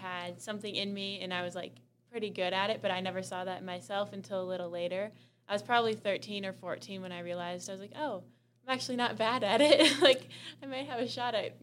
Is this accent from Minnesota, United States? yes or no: yes; Isanti, Minnesota, United States; moved away as an adult; I'm from Isanti, Minnesota. It's a very small town, probably like 45 minutes outside of the cities.